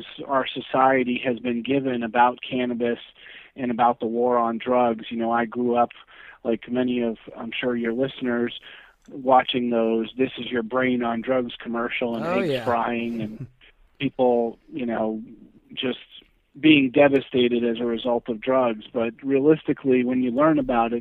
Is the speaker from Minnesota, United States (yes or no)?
no; New Hampshire, United States; now in Florida, United States; I'm originally from New Hampshire